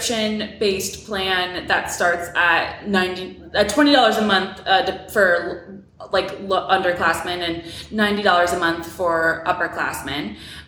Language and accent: English; New York City area, United States; moved away as an adult; also born or lived in Miami, Florida; now in Atlanta, United States; I'm originally from New York City. I grew up mainly about 45 minutes out of Manhattan